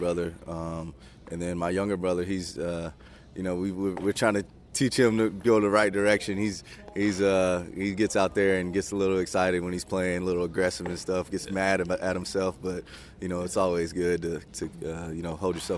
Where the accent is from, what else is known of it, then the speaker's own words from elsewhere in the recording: Tullahoma, Tennessee, United States; I'm from Tullahoma, Tennessee